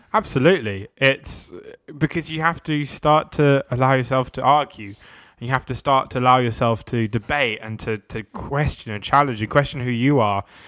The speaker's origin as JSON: {"language": "English", "region": "London", "country": "United Kingdom", "said": "I'm from London."}